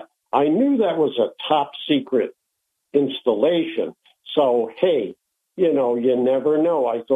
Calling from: Binghamton, New York, United States; I'm calling from Binghamton, New York.

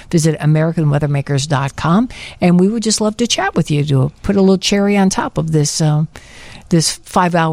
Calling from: Tinley Park, Illinois, United States; I'm calling from Tinley Park.

